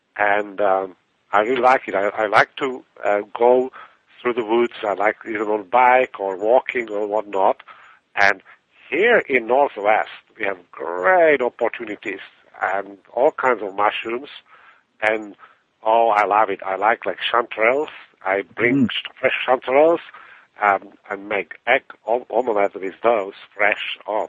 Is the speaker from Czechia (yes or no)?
yes; Czechia; English is a second language; So mushrooming, it's from my background. I was growing up in Czechoslovakia, and I had a neighbor there who was a big mushroomer